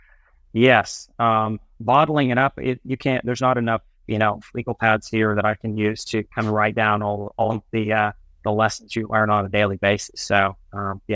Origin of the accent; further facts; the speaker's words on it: Dallas, Texas, United States; moved away as an adult; also born or lived in Florida / Boston / Boulder; now in Oklahoma, United States; I was born in Florida, raised in Dallas, and got a scholarship to go to school in Oklahoma